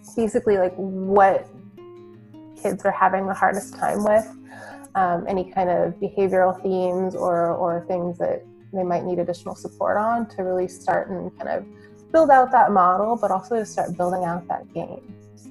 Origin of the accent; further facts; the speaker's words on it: Iowa, United States; moved away; I was born and raised in Iowa, middle of the country